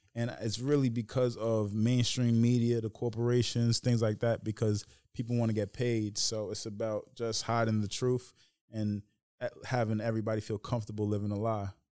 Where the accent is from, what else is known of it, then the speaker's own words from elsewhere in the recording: Tuckahoe, New York, United States; ended up growing up in Tuckahoe